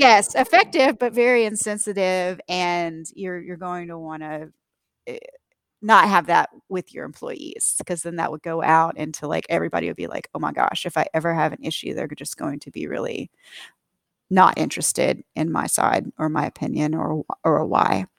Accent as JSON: {"language": "English", "region": "the American South", "country": "United States", "said": "being a Southerner"}